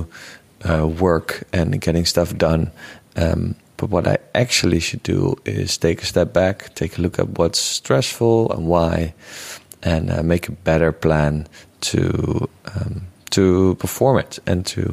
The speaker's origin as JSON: {"language": "English", "country": "Netherlands", "accent": "Dutch", "second_language": "English", "said": "I'm a Dutchie, so you can hear that in my accent."}